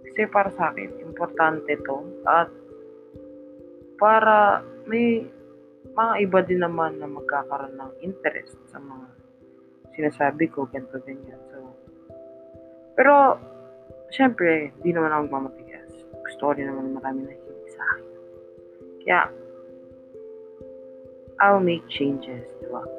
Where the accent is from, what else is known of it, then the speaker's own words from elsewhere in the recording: Philippines; kinalakihan ko kasi yung wikang Tagalog. Kaya, para sa akin, Pilipino ako, di ba? Kasi nakakaunawa ako at nakakapagsalita ako ng Tagalog.